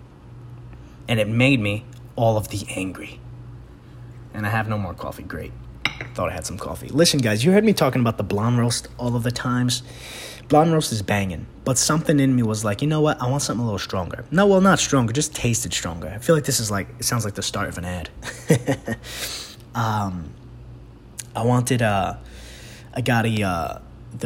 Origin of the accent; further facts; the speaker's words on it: New York City, New York, United States; I'm from the Bronx.